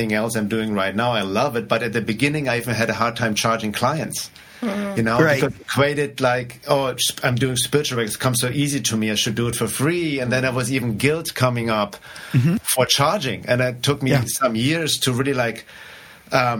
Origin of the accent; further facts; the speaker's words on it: Germany; accent: German; English is a second language; moved away; I grew up in Germany, which maybe should be obvious already based on my accent.